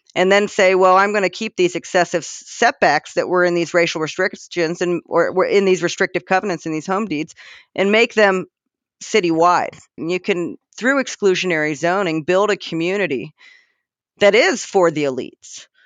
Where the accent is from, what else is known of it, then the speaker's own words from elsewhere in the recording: Worthington, Ohio, United States; I'm from suburbs. I grew up in Worthington.